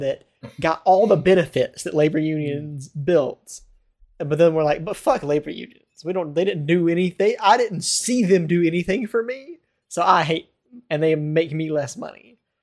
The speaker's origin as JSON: {"language": "English", "town": "Baltimore", "region": "Maryland", "country": "United States", "said": "I'm from Baltimore"}